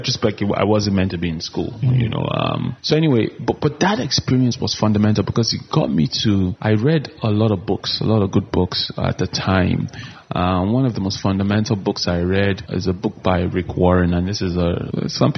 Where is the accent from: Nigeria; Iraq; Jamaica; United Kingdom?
Nigeria; Kaduna, Kaduna State; moved away; also born or lived in Abuja; I grew up in Kaduna, but my family had moved to Abuja